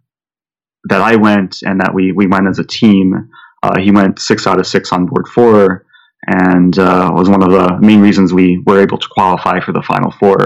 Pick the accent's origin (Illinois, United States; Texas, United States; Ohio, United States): Illinois, United States; Skokie; the village of Skokie, my hometown